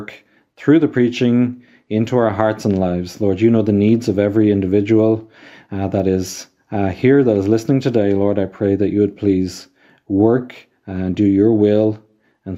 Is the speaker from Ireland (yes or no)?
yes; Ireland; I am from Ireland myself